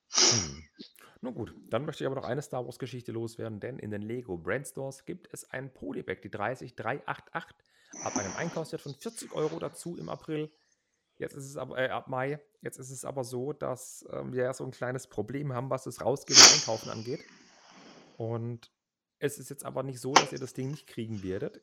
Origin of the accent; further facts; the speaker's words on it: Heilbronn, Baden-Württemberg, Germany; in Heilbronn, das ist mein Geburtsort